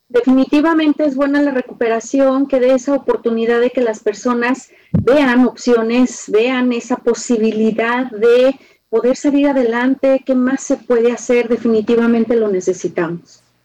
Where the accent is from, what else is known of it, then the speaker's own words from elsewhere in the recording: Guadalajara, Jalisco, Mexico; como tapatía o como una persona que soy de esta parte